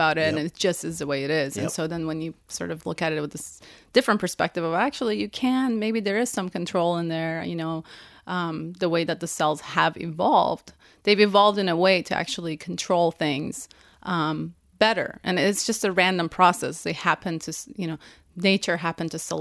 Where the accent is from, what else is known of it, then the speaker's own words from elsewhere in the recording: Iran; moved away; I'm from Iran